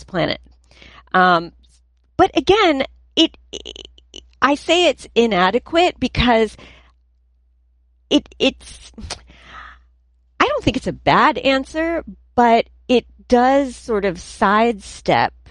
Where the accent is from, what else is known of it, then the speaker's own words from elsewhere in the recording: New Jersey, United States; where are you from? And I'm like, New Jersey